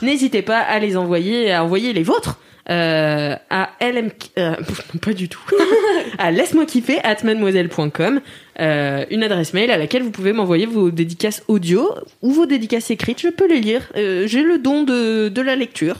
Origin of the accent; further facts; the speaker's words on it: Nantes, Pays de la Loire, France; « Tu viens d'où ?» De Nantes.